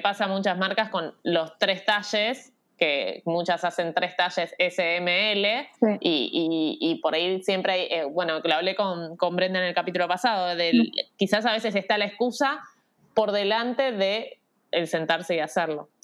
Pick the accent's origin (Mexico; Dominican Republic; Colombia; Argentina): Argentina; Rosario, Santa Fe; yo soy de Rosario